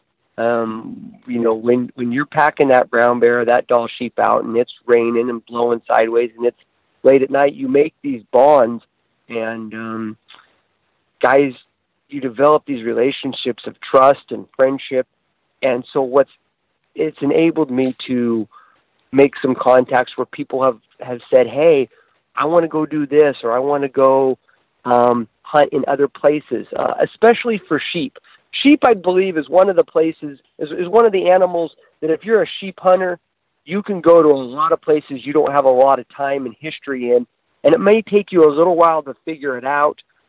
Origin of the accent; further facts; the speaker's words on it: Western Oregon, United States; moved away as an adult; now in Idaho, United States; I grew up in Oregon. Okay. Grew up in Western Oregon